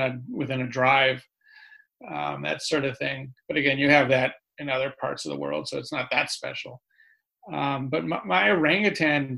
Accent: California, United States; accent: New Yorker; moved away; also born or lived in New York City; I'm from California, but I lived in New York City for the last 20 years

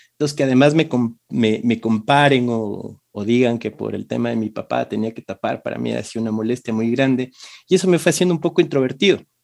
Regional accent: Quito, Pichincha, Ecuador; hace 41 años en Quito, este, eh, nací en una familia

